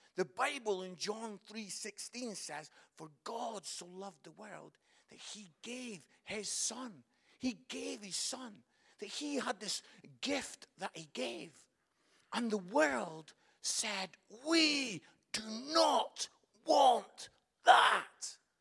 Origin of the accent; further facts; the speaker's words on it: Scotland, United Kingdom; moved away as an adult; also born or lived in Barnsley; I am Scottish